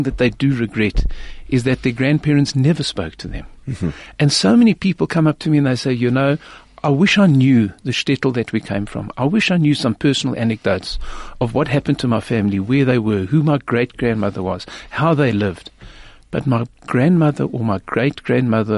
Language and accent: English; South Africa; I'm from South Africa